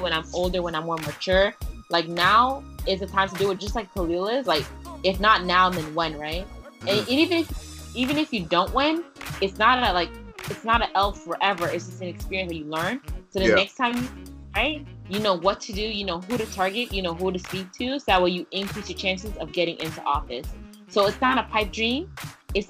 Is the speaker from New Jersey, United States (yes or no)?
no; New York City, New York, United States; English is a second language; also born or lived in Haiti; since I was growing up in New York City